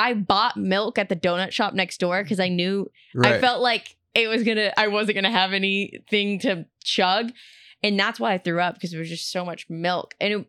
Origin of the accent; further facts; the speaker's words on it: Houston, Texas, United States; And I'm not afraid of roller coasters because we had Astro World growing up in Houston.